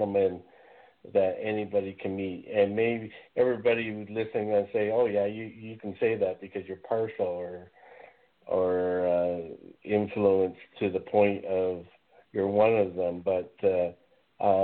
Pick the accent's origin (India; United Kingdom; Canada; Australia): Canada; I'm Canadian